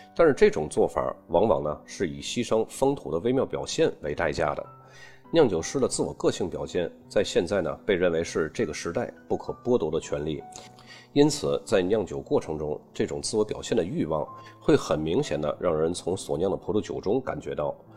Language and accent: Chinese; China; 我们中国人一般喜欢加上人情二字